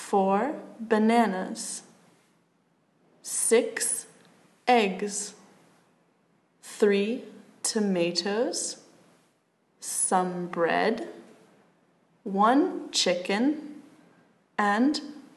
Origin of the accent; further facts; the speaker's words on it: Philadelphia, Pennsylvania, United States; I'm American. I come from Philadelphia in the United States of America.